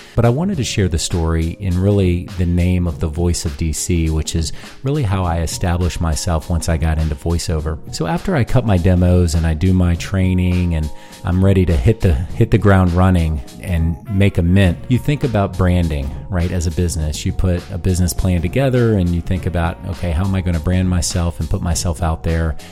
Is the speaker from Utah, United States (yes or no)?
no; Fredericksburg, Virginia, United States; also born or lived in Washington, D.C. / Harrisonburg, Virginia; I was born in D C forty-some odd years ago. I grew up in Fredericksburg, Virginia, an hour south of Washington, D C.